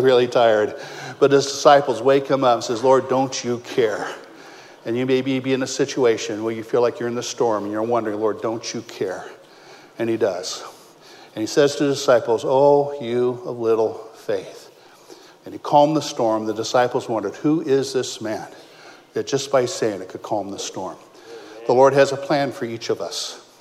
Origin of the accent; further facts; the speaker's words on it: Modesto, California, United States; moved away as an adult; also born or lived in Ohio; I was born and raised in Modesto